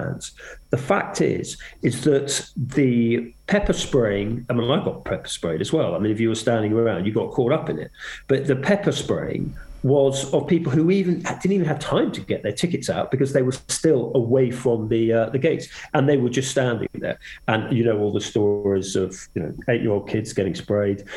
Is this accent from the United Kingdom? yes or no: yes; England, United Kingdom; as an Englishman